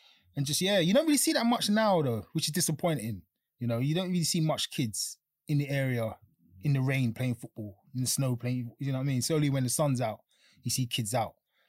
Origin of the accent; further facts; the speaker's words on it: London, United Kingdom; grew up in Elephant Castle. Two brothers, just growing up there. It was tough because I was, single mum and that. It's tough growing up in Elephant Castle